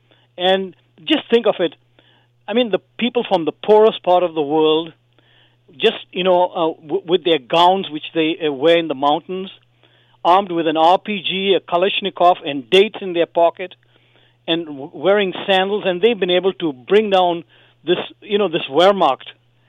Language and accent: English; United States; also born or lived in Wisconsin; I'm an American